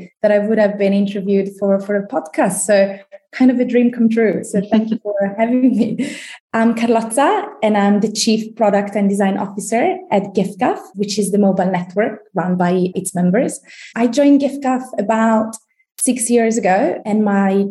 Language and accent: English; Italy; moved away as an adult; now in London, United Kingdom; We've been living in London for about 15 years. We're originally from Italy.